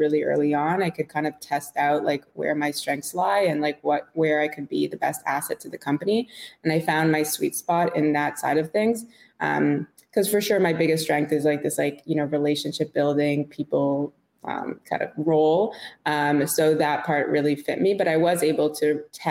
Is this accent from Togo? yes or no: no; Montreal, Quebec, Canada; moved away as an adult; also born or lived in London, Ontario / New York; I grew up in Montreal. So I'm Canadian.